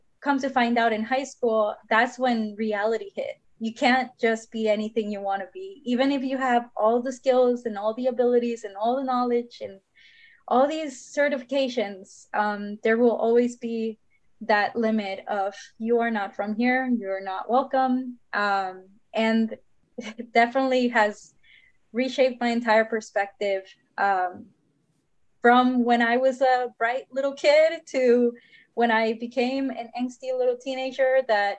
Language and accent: English; Houston, Texas, United States; also born or lived in Monterrey, Nuevo León, Mexico; I just found myself in Houston with an expired visa.